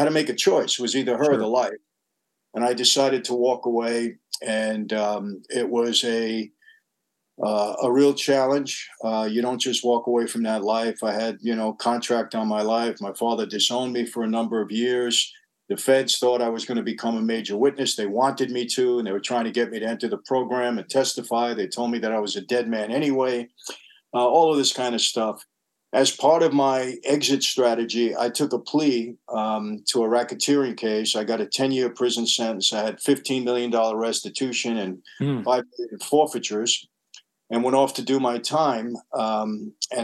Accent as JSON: {"language": "English", "town": "New York City", "region": "New York", "country": "United States", "tie": "born or raised there", "also_born_or_lived": "Long Island", "said": "I grew up in New York and Brooklyn"}